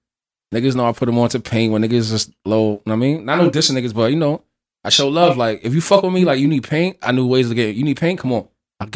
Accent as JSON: {"language": "English", "town": "Allentown", "region": "Pennsylvania", "country": "United States", "said": "I'm from Allentown, Pennsylvania."}